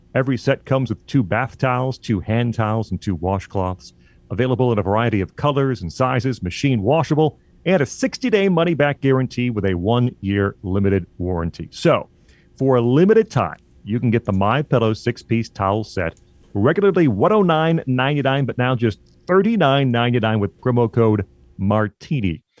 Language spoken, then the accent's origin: English; Illinois, United States; moved away as an adult; now in Michigan, United States; I grew up in Illinois, and now I live in Michigan for the past, uh, six and a half years or so.